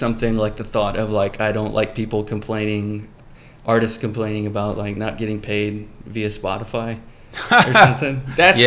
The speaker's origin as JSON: {"language": "English", "region": "Texas", "country": "United States", "tie": "born or raised there", "also_born_or_lived": "Nashville, Tennessee", "moved": "yes", "lives_now": "California, United States", "said": "I grew up in Texas"}